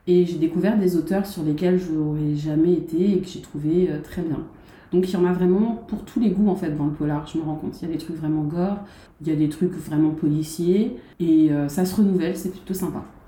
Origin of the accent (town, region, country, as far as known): Guadeloupe; born or raised there